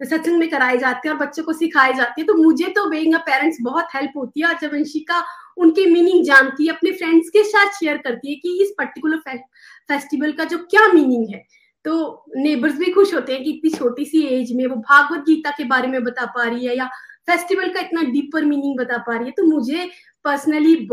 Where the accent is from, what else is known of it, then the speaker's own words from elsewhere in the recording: India; now in United States; जब मैं इंडिया से यूएस मूव हुई थी